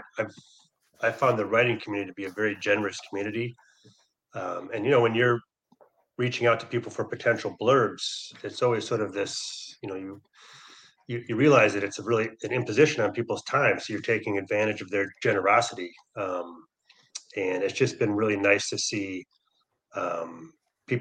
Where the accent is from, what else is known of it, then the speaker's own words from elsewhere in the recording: Michigan, United States; also born or lived in Milwaukee; now in San Francisco Bay Area, United States; I grew up in Michigan. So I've always been a Michigan guy